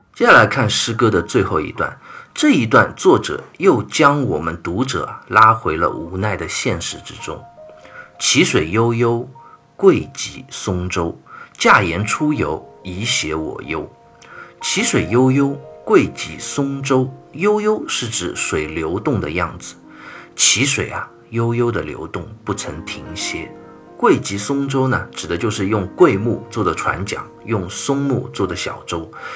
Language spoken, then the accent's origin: Chinese; China; 我们中国人